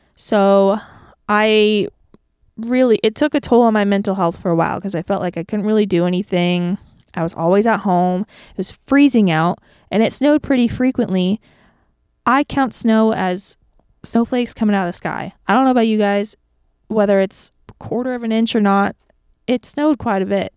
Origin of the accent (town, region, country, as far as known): Tampa, Florida, United States; born or raised there; moved away as an adult; now in Nashville, United States